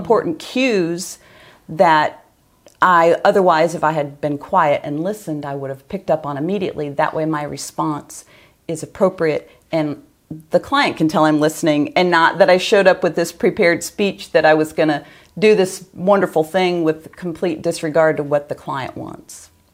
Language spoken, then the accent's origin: English; Northern Ohio, United States; moved away; I'm from Northern Ohio